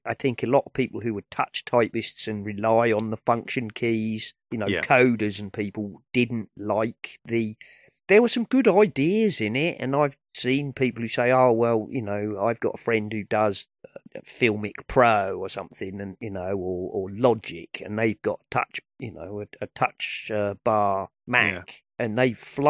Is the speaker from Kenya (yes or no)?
no; United Kingdom; And I'm British.